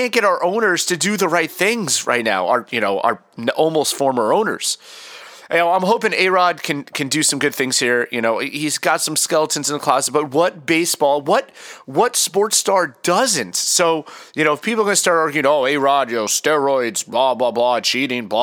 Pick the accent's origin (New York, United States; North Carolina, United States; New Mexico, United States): New York, United States; New York City; moved away; I'm from Queens, and I have a lot of pride for New York, even though I haven't lived there in a long time